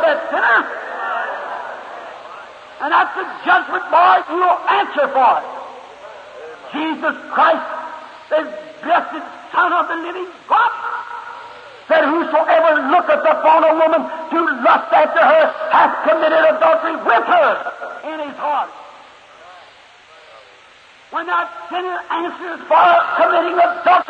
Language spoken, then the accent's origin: English; Kentucky, United States; When I was a little boy, I was raised up here in Kentucky